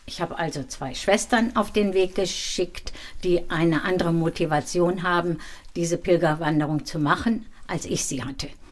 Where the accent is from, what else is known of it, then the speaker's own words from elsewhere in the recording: Dinslaken, North Rhine-Westphalia, Germany; now in Gau-Bischofsheim, Germany; in Dienstlaken, da wo ich geboren bin